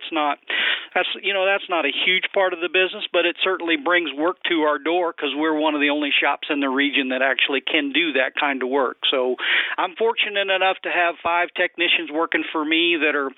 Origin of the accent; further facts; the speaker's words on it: Kansas, United States; I'm from Kansas